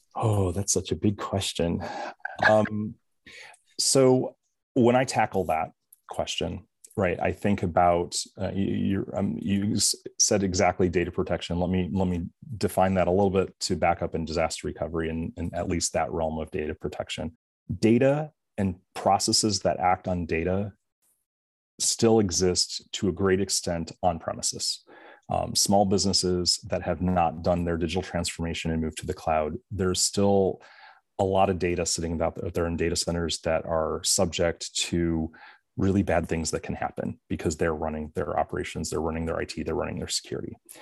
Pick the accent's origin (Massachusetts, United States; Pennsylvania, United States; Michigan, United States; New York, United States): Michigan, United States; I'm from Michigan